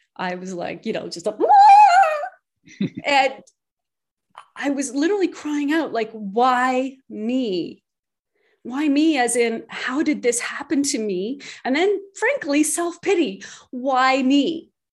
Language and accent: English; Canada; I'm Canadian